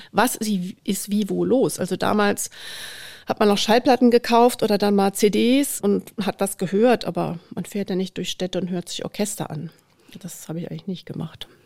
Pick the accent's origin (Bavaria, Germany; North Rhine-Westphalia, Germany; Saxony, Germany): North Rhine-Westphalia, Germany; near Dortmund; moved away as an adult; now in Munich, Germany; Also ich bin in der Nähe von Dortmund groß geworden